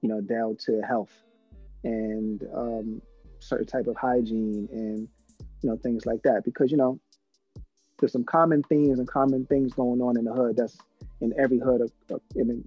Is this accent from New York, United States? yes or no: yes; New York City, New York, United States; now in Atlanta, United States; growing up in the Soundview section of the Bronx